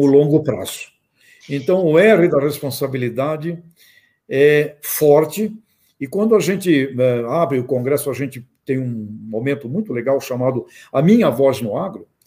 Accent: Santos, São Paulo, Brazil; eu nasci em Santos, só fui andar pelo campo já depois de, de um tempo, é, com, meu, com 23 anos de idade

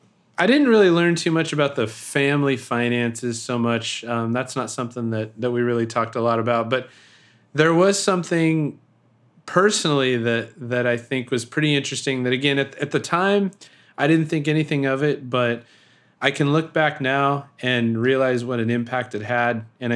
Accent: Sacramento, California, United States; born there; So I was born in Sacramento, and Roseville is a town outside of Sacramento, and my grandparents are from there.

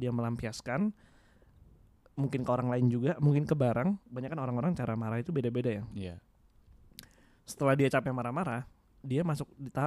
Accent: Java, Indonesia; gue sebagai orang Jawa keinget satu kata-kata sih dalam bahasa Jawa Gusti Allah boten sare

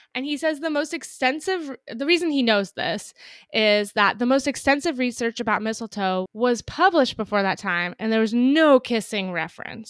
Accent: Napa, California, United States; I'm from Napa, so it's close to Russian River

